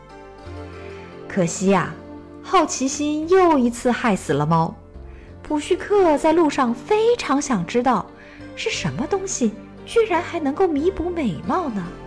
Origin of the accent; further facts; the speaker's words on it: China; 我们中国人呢，通常管它们叫做北斗七星